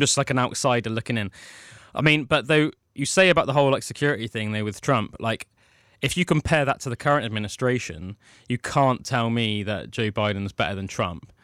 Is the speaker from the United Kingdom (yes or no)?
yes; United Kingdom; We understand as British citizens